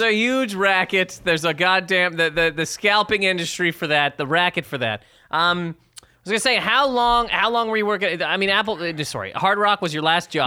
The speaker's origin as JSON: {"language": "English", "country": "Canada", "tie": "born or raised there", "said": "Growing up in Canada"}